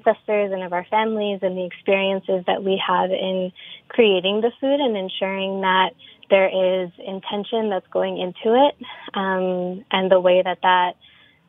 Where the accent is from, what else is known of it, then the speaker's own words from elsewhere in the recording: New York, United States; I was born and raised here in New York